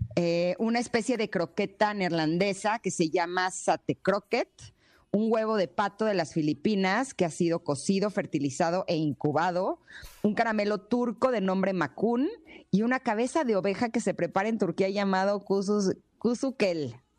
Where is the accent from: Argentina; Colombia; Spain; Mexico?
Mexico; soy mexicana típica que le echo limón a todo